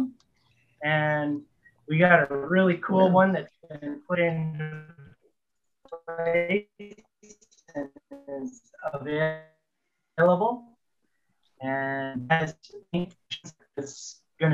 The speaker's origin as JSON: {"language": "English", "country": "Canada", "said": "I'm a Canadian pilot"}